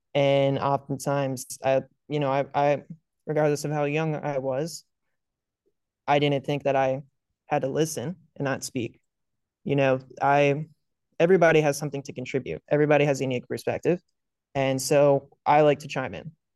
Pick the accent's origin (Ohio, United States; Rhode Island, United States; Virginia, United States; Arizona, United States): Virginia, United States; Northern; I grew up in Northern Virginia.